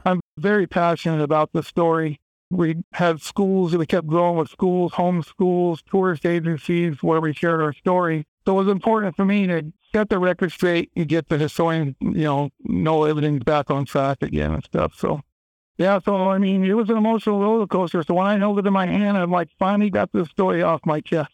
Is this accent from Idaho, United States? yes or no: yes; Kellogg, Idaho, United States; I grew up in Kellogg, Idaho, where the mine's located